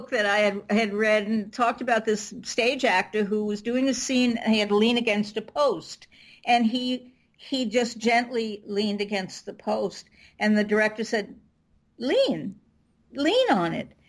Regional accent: New York, United States; I'm from New York, and they they say Jeet

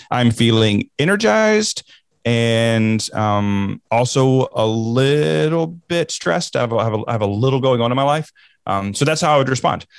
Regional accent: the South, United States; growing up in the South, we were taught, we were instructed not to talk about politics, football, or religion

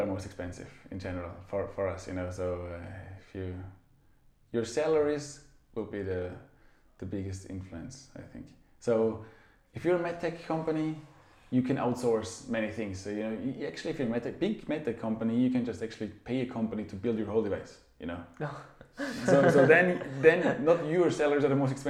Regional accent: Austria; now in Zurich, Switzerland; I'm from Austria, so I'm you know, from mountainous region

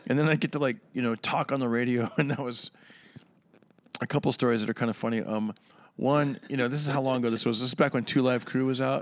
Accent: Fresno, California, United States; also born or lived in San Jose, California; now in Los Angeles, United States; Central California, Fresno, California. And, uh, yes, I grew up there

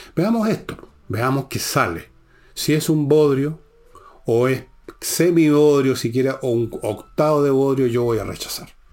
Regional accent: Chile

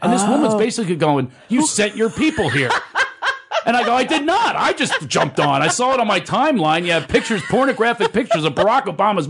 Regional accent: Philadelphia, Pennsylvania, United States; I was raised in Philadelphia by a single parent.

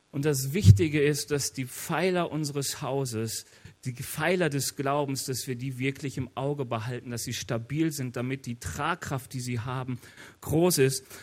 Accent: North Rhine-Westphalia, Germany; Ich bin aus dem Ruhrge Ruhrgebiet. Im Ruhrgebiet weiß jeder, was der Pütt ist.

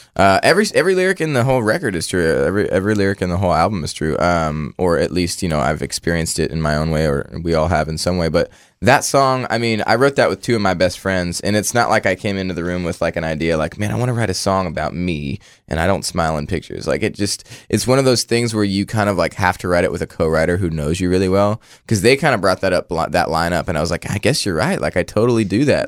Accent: Orangevale, California, United States; I grew up in a town called Orangeville, and, uh, it's outside of Sacramento

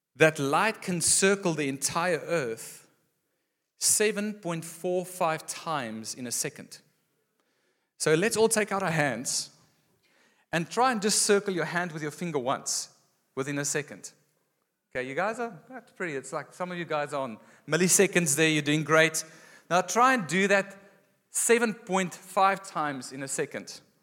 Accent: Gauteng, South Africa; moved away as an adult; also born or lived in Western Cape; Growing up in Gauteng and then moving here after school

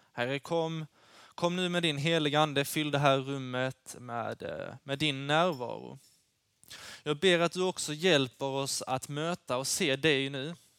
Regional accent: Lund, Skåne, Sweden; Jag kommer från, eh, Lund

